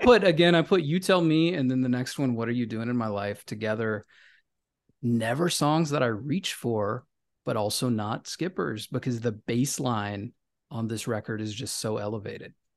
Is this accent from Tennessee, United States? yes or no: yes; Memphis, Tennessee, United States; now in New York City, United States; I'm from Memphis